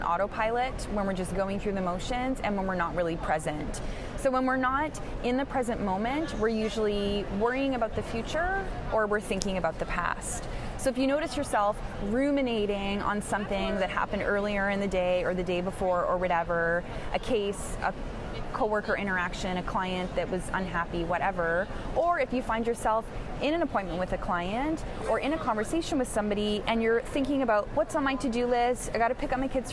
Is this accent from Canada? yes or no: yes; Canada; I'm Canadian